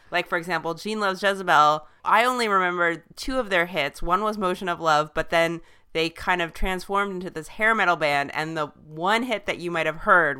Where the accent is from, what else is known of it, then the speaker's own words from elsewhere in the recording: Southern California, United States; And I also am from Southern California, and he's a few years older than me, but not much.